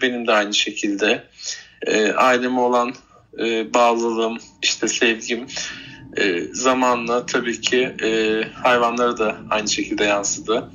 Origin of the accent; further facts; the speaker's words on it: Bursa, Turkey; bebekliğim e, Elmas Bahçeler Mahallesi'nde geçti. E, daha sonrasında işte e, büyüdükten sonra taşındık oradan. E, yine Bursa'nın Yıldırım ilçesinde uzun yıllarca yaşadık.